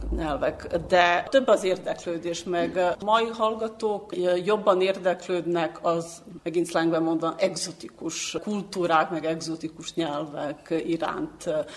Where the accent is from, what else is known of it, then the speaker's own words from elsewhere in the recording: Belgrade, Serbia; Hungarian is a second language; also born or lived in Senta; Belgrádban éltem egész életemen át